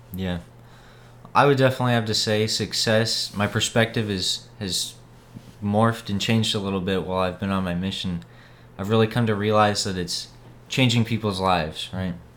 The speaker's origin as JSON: {"language": "English", "town": "Boise", "region": "Idaho", "country": "United States", "moved": "as an adult", "lives_now": "Texas, United States", "said": "I'm from Boise, Idaho"}